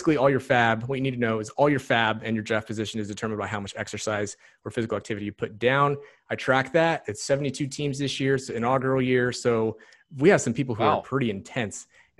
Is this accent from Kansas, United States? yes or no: yes; Ulysses, Kansas, United States; Where I grew up in Ulysses.